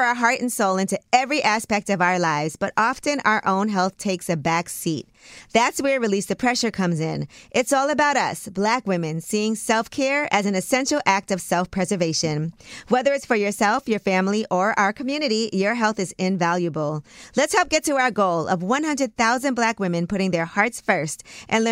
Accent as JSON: {"language": "English", "town": "New York City", "region": "New York", "country": "United States", "tie": "born or raised there", "said": "I was born in Brooklyn, at Maimonides Hospital"}